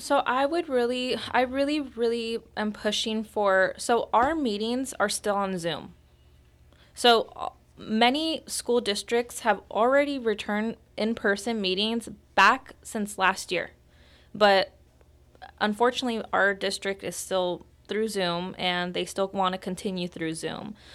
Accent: Roseland, California, United States; I grew up here in Roseland. I've been in Roseland my entire life

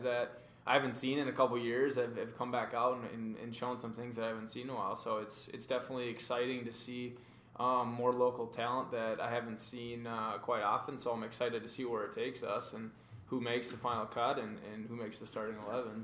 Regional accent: Maple Grove, Minnesota, United States; Born and raised in Minnesota, actually not too far from Matt, uh, out of Maple Grove.

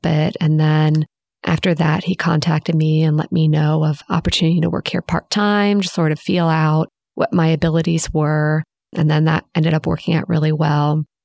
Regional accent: Houston, Texas, United States; growing up in Houston

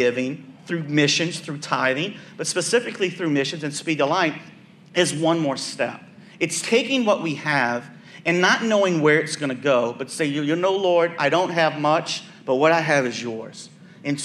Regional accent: New Orleans, Louisiana, United States; I'm from the West Bank, which he came from a little further down from where I grew up in New Orleans

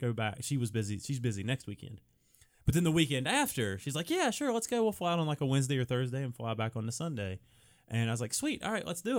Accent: West Virginia, United States; accent: West Virginia; I have a face for radio and an accent for West Virginia

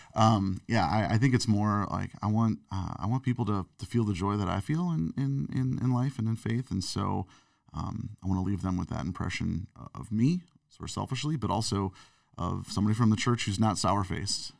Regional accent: St. Louis, Missouri, United States; growing up in Saint Louis, Missouri

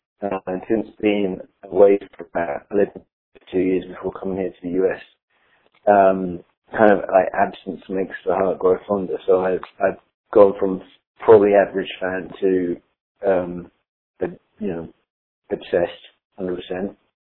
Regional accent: Woking, South East England, United Kingdom; also born or lived in Liverpool; I was born in Woking, Surrey, in the UK, to Scouse parents. My mum and dad are both from Liverpool, my dad's from Waverley, my mum from Notting Ash, hence my Liverpool supporting ways.

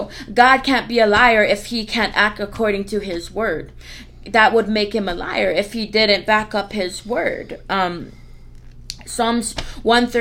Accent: Hana, Hawaii, United States; now in West Virginia, United States; I'm from Hana, Hawaii

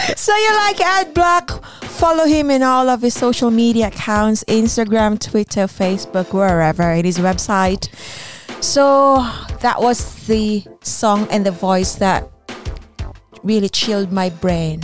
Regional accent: Philippines; now in United Kingdom; I grew up in the Philippines. I don't didn't grow up here in the UK.

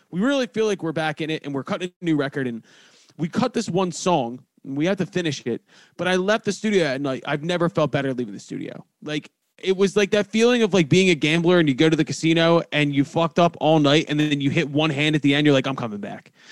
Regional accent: Philadelphia, Pennsylvania, United States; And if I'm from Philadelphia and I know what school night is

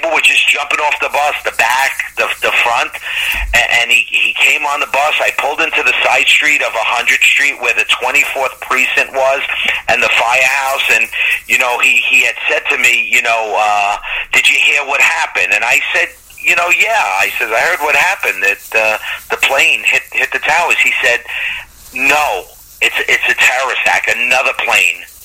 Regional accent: New York City, New York, United States; growing up in Long Island City the way we did, we were all family

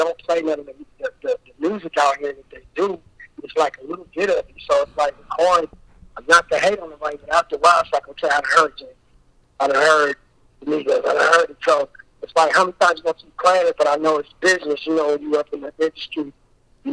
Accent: Richmond, California, United States; I'm from Richmond, California

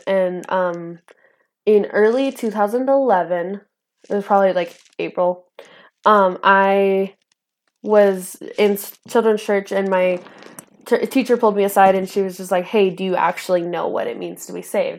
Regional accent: northern Idaho, United States; born or raised there; also born or lived in Antioch, California

